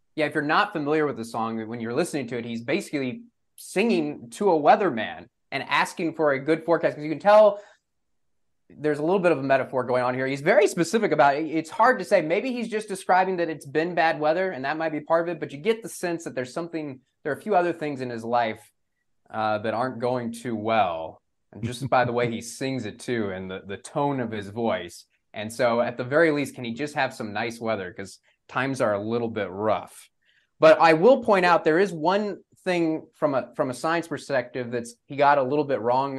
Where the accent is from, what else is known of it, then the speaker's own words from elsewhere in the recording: Texas, United States; growing up in Texas